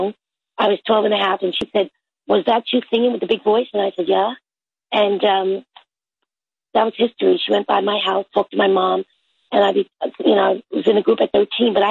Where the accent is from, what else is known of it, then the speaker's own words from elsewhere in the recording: New York City, New York, United States; I came from Brooklyn, and I was in the neighborhood of people that was all from all different nationalities